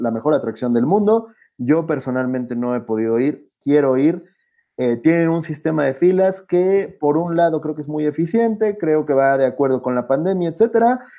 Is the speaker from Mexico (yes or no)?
no; Ecuador; vengo desde Ecuador, tomar mi vuelo, pagar 500 dólares para bajarme en Miami